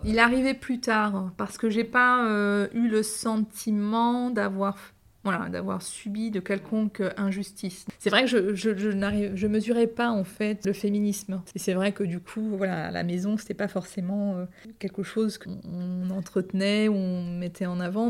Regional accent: Andrésy, Île-de-France, France; also born or lived in Bondy, Seine-Saint-Denis; J'ai grandi dans la ville d'Andrézy, une petite ville des Yvelines

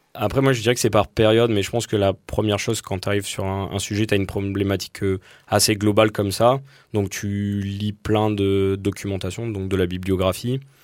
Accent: southern Dordogne, Sarladais, Nouvelle-Aquitaine, France; je viens de Dordogne, le sud Dordogne, dans le Sarladé

